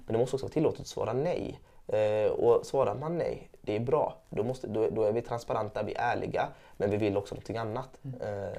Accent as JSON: {"language": "Swedish", "town": "Gothenburg", "region": "Västra Götaland", "country": "Sweden", "tie": "born or raised there", "said": "jag är uppvuxen i Angered i Gårdsten"}